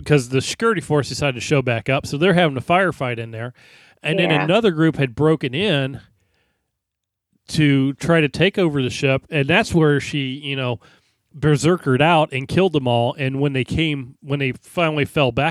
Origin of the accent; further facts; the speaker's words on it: Florida, United States; I grew up in Florida where we have like Lake Okeechobee and all sorts of weird names of stuff